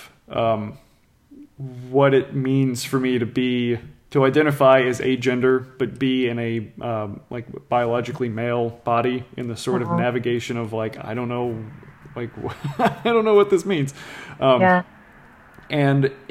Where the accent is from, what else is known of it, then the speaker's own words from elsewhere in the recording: New Orleans, Louisiana, United States; I was born and raised in New Orleans